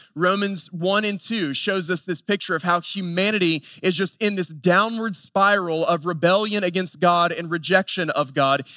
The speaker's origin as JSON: {"language": "English", "region": "Western North Carolina", "country": "United States", "tie": "born or raised there", "said": "I grew up in Western North Carolina at a very traditional Southern Baptist church"}